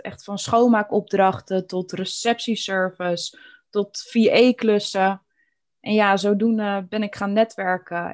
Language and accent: Dutch; Alphen aan den Rijn, South Holland, Netherlands; ik ben echt geboren en getogen in Al van der Rijn